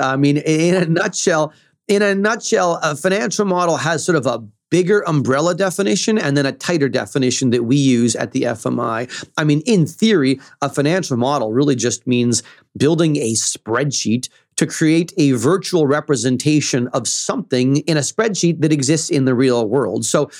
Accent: central Canada, Canada; As you mentioned, I'm in Toronto now. I'm from Central Canada.

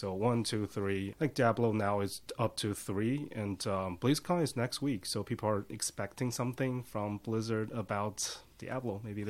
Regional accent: China; moved away; I'm from China.

